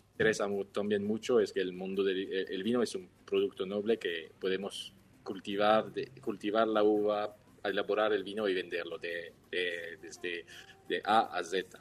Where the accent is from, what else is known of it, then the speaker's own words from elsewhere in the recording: Switzerland; Spanish is a second language; moved away as an adult; now in Mendoza, Argentina; Tres Suizos al Pie de los Andes, que mi hermano, yo y, nuestro perro Gibbs